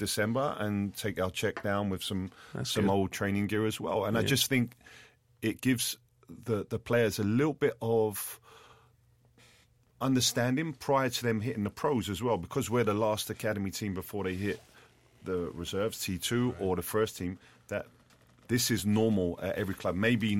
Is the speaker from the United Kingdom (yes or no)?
yes; London, United Kingdom; I had numerous players that I grew up with in West London that were from broken homes